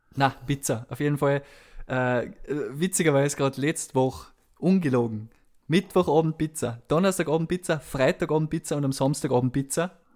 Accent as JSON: {"language": "German", "town": "Kirchberg in Tirol", "region": "Tyrol", "country": "Austria", "tie": "born or raised there", "said": "ich bin aus äh, dem Bezirk Kitzbühel, aus Kirchberg in Tirol, Uh, meistens sage ich, ich bin einfach aus Kitzbühel, aber irgendwie muss ich jetzt schon ein bisschen zu meiner Heimatgemeinde stehen."}